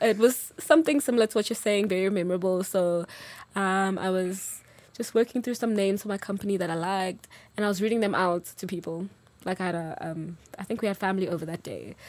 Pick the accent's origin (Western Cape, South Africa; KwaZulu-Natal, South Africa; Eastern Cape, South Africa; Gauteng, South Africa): KwaZulu-Natal, South Africa; Durban; now in Johannesburg, South Africa; I'm originally from Durban, so very much a Zulu girl. Um, but live in Joburg now, I'm based here.